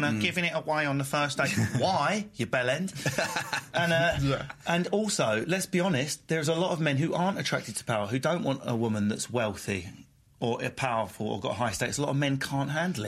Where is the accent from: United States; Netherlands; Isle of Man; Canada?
Isle of Man; I'm from the Isle of Man. It counts.